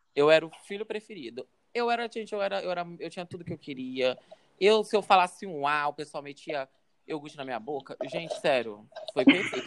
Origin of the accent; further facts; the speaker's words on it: Porto Velho, Rondônia, Brazil; eu nasci em Porto Velho, né, e tal. Cresci em Porto Velho